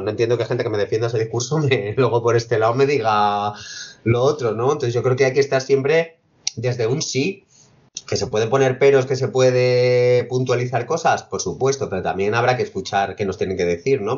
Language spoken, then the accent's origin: Spanish; Fuenlabrada, Community of Madrid, Spain; actué en mi pueblo en Fuenlabrada